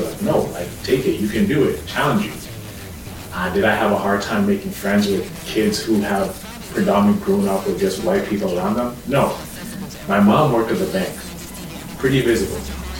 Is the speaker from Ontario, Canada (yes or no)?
yes; Sarnia, Ontario, Canada; also born or lived in Nairobi, Kenya / Toronto, Canada; I grew up in a city called Sarnia in southwestern Ontario. When I immigrated from Nairobi in 2003, we lived in Toronto, lived in North York for about 3 years, then moved to Sarnia from 06, and I went to lived there until grade 12